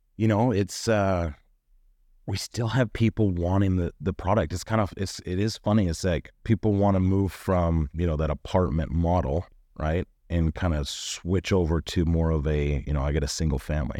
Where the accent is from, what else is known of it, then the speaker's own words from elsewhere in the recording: Northern Nevada, United States; moved away as an adult; now in Utah, United States; I was from Northern Nevada